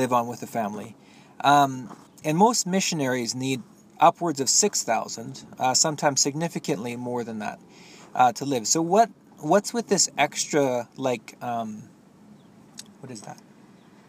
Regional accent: Canada; I have a lot to be proud of as a Canadian

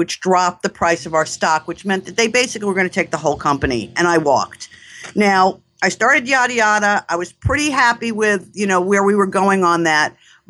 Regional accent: New York, United States; I mean, if you can't tell from my accent, I'm a New Yorker.

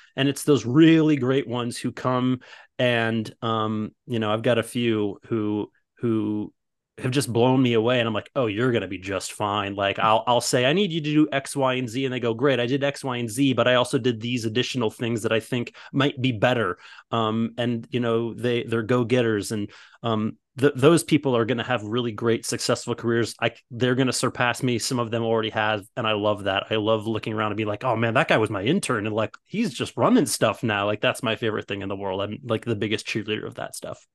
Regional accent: Midwest, United States; moved away as an adult; now in Los Angeles, United States; I'm originally from the Midwest and all of my best friends are all from when I grew up

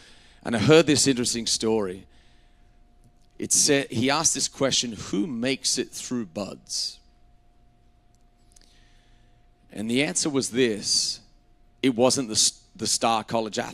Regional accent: Australia; moved away as an adult; I grew up in Australia until I was 19, and you know, I have a very English, Scottish background.

